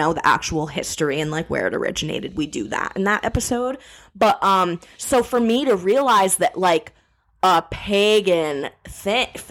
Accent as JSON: {"language": "English", "town": "New Paltz", "region": "New York", "country": "United States", "tie": "born or raised there", "said": "I am from New Paltz, New York"}